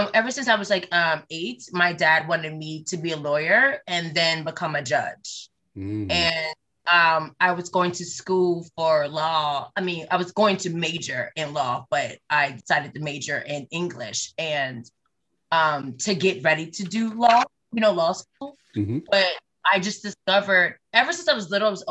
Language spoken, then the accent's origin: English; Baltimore, Maryland, United States; Baltimore, Maryland, born and raised.